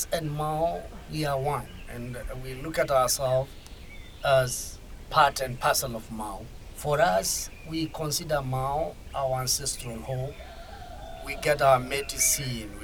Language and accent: English; Kenya; from Kenya, from Ogiek community